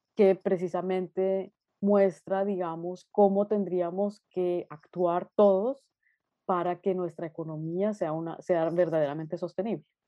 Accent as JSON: {"language": "Spanish", "region": "Bogotá", "country": "Colombia", "tie": "born or raised there", "also_born_or_lived": "Nuremberg, Germany", "moved": "as an adult", "lives_now": "Berlin, Germany", "said": "yo soy una artista colombiana, estudié en Colombia, nací en Bogotá y estudié allá Bellas Artes"}